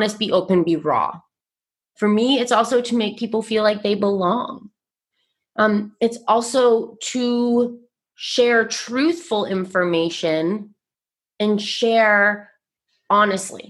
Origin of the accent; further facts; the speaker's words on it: Vermont, United States; I grew up, born and raised in Vermont, which is a very primarily white state